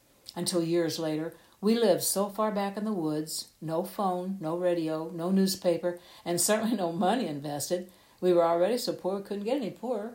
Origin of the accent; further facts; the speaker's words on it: the Bootheel, Missouri, United States; now in Marquand, United States; I grew up down in the Boot Heel